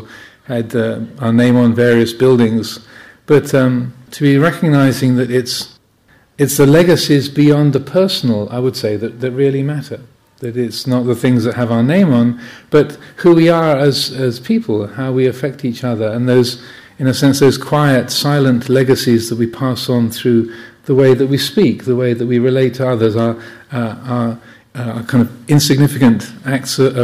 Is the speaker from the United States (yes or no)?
no; Kent, South East England, United Kingdom; the house where I grew up in Kent